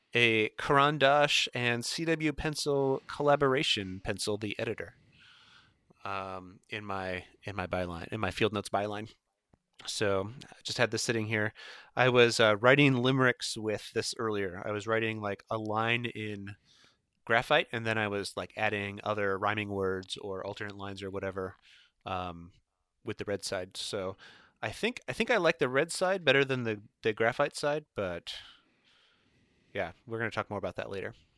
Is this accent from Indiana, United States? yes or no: yes; Indiana, United States; I'm from Indiana